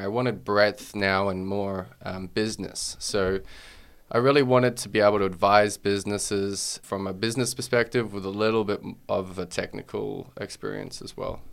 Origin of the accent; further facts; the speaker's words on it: Australia; also born or lived in Wales; being Australian